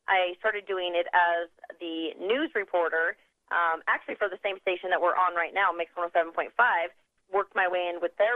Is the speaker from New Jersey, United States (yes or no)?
no; West Jordan, Utah, United States; now in Logan, United States; I was actually pretty much born and raised in Utah in Salt Lake, West Jordan specifically